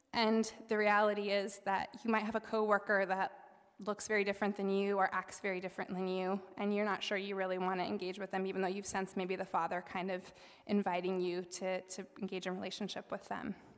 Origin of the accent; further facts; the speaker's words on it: South Dakota, United States; now in Northeast Ohio, United States; I grew up in South Dakota